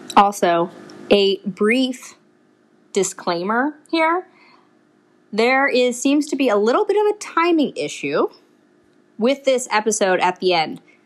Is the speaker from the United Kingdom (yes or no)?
no; Pottsville, Pennsylvania, United States; So I grew up with a lot of Irish food and Irish culture and St. Patty's Day is huge where I grew up